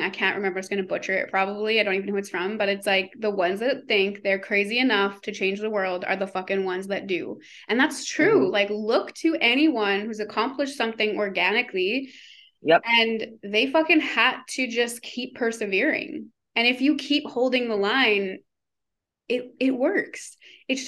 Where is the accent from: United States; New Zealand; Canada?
Canada; I'm Canadian. I say a lot of words wrong compared to how they say it in America.